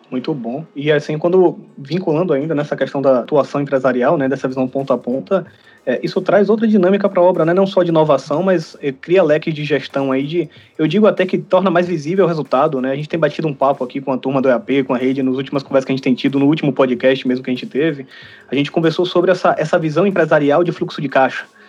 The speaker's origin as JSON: {"language": "Portuguese", "country": "Brazil", "said": "enquanto brasileiro"}